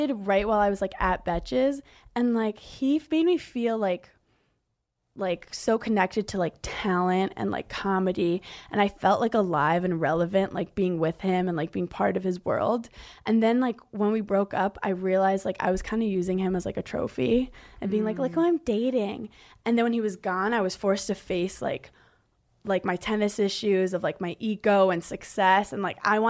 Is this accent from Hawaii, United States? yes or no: no; New York City, New York, United States; I grew up in Brooklyn